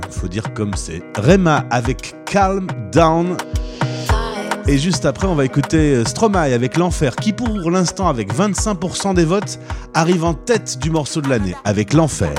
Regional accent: France; chez nous en France

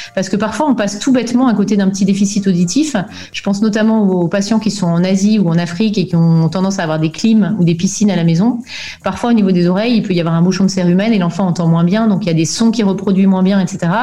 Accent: France; moved away as an adult; also born or lived in Belgium; now in Germany; je suis née en Belgique en 1977, hein, tu sauras tout. Euh, et mes parents ont déménagé en France quand j'avais 7 ans. Donc j'ai fait tout mon parcours scolaire en France

